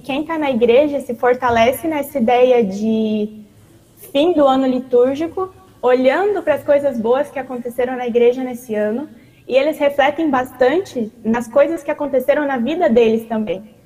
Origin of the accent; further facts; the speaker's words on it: Joinville, Santa Catarina, Brazil; moved away as an adult; now in Dominican Republic; eu sou da cidade de Joinville, Congregação Santíssima Trindade